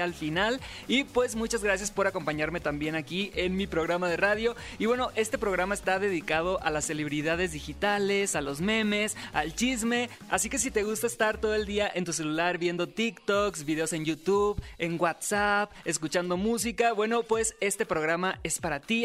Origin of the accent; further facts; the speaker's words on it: Sinaloa, Mexico; Soy sinaloense